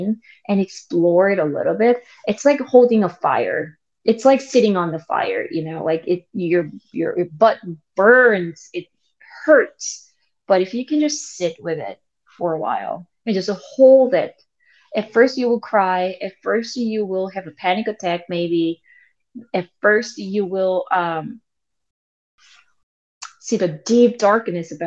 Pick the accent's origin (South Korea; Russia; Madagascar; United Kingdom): South Korea; English is a second language; moved away as an adult; now in United States